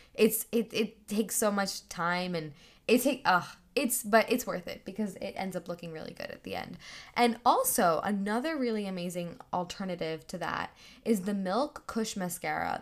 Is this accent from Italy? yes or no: no; India; I'm Indian